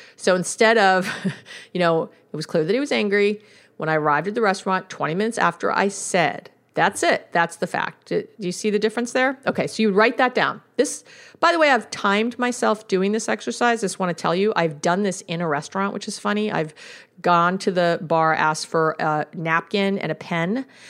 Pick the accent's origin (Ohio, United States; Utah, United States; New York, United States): New York, United States; New York City; I'm from New York